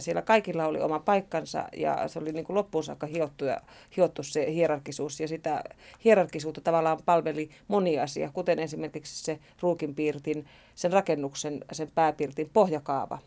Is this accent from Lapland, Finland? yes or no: yes; Sodankylä, Lapland, Finland; also born or lived in Kemijärvi; mä olen syntynyt Sodankylässä 60-luvun alussa ja isäni oli uiton metsänhoitaja ja asuimme